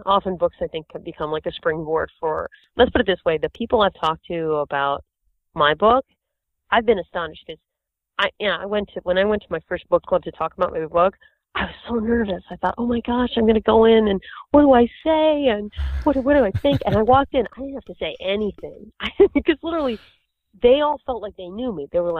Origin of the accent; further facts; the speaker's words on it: Boston, Massachusetts, United States; also born or lived in New York; I'm from Boston and New York, and there's plenty of money there too.